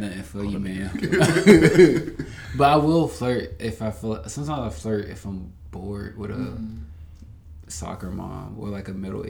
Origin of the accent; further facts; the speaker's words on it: Charlotte, North Carolina, United States; I'm from Charlotte too, so I'm like country as hell.